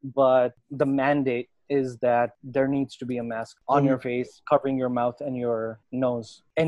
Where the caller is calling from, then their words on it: Nepal; I'm speaking from Nepal, and here there is a mask mandate.